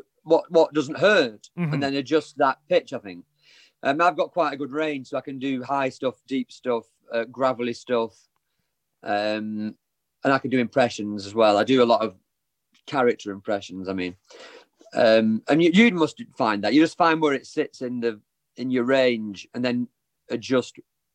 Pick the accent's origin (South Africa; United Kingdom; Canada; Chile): United Kingdom; Wigan, North West England; He's from Scotland, I'm from Wigan, so we never met.